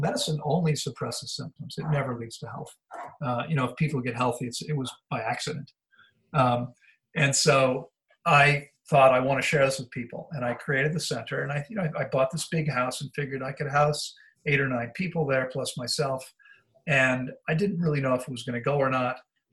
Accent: Bethesda, Maryland, United States; I grew up in Bethesda, and when I went to Walt Whitman High School

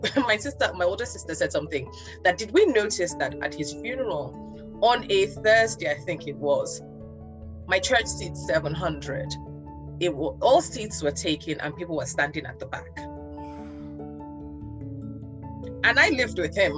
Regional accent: Nigeria; being a Nigerian girl

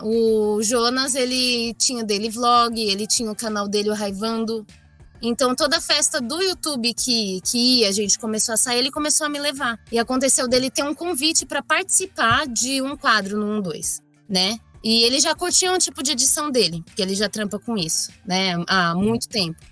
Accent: Osasco, São Paulo, Brazil; also born or lived in Bauru; Eu nasci em Osasco, nunca é, eu morei um ano só em Bauru

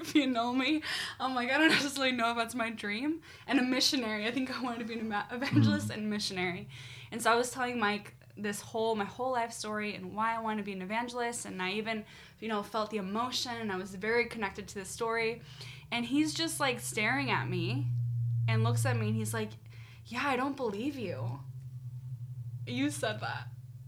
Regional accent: Mexico; moved away as an adult; I'm from Mexico

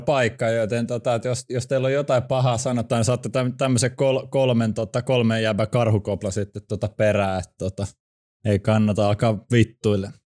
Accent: Helsinki, Uusimaa, Finland; born or raised there

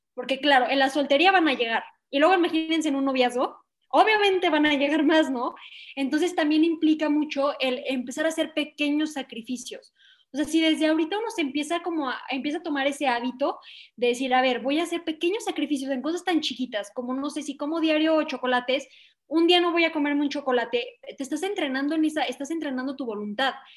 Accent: León, Guanajuato, Mexico; soy de León, Guanajuato, México

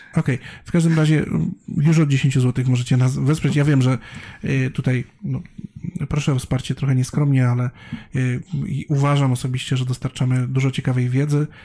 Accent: Bielsko-Biała, Silesian Voivodeship, Poland; ja wychowywałem się w Bielsku Białej

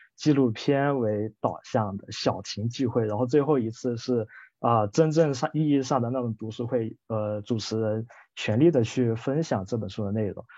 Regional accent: Guilin, Guangxi, China; 我是来自中国大陆广西桂林这个城市的

